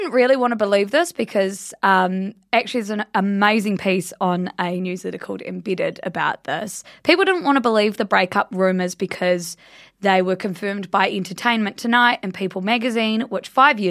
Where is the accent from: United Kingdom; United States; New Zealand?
New Zealand; Blenheim, Marlborough; moved away; I just went home to my hometown Blenheim